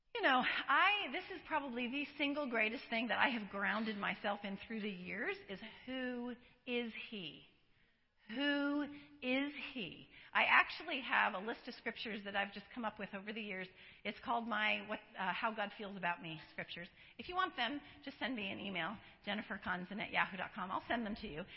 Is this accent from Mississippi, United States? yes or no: no; Colorado, United States; now in San Diego, United States; I live in San Diego. I was born in, uh, not born, but I was raised in Colorado.